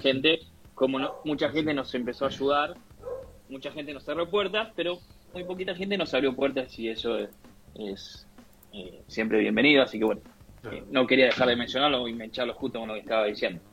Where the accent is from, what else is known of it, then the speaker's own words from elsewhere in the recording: Argentina; como argentinos